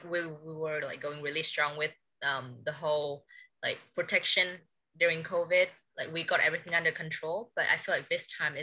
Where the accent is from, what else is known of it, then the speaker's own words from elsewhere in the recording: Hanoi, Vietnam; But growing up in Hanoi, I feel we are still like one of the main cities in Vietnam, but we take things a bit slower.